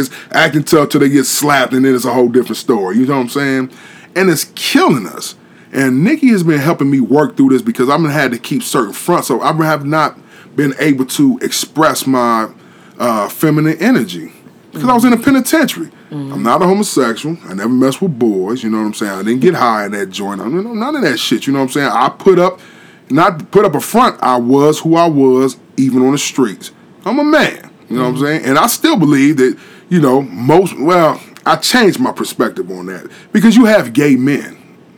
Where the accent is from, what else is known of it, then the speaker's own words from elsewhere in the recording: Columbus, Ohio, United States; I'm from Short North Columbus, Ohio.